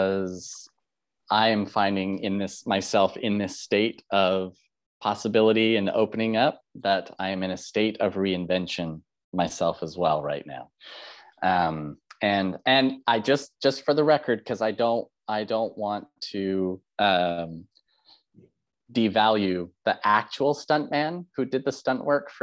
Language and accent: English; Canada; I'm a Canadian